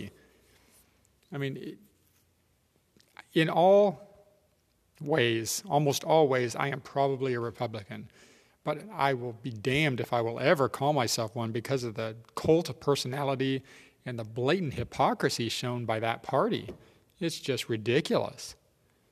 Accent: United States; as an American

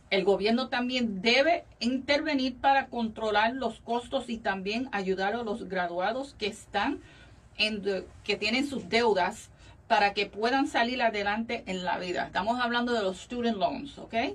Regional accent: Valencia, Carabobo, Venezuela; moved away as an adult; now in United States; Yo soy venezolana.

